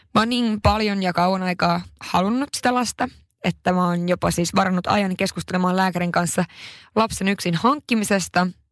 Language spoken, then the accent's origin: Finnish; Haparanda, Norrbotten County, Sweden; moved away; oon pohjoisesta kotoisin Haaparannalta ja se on todella pieni paikka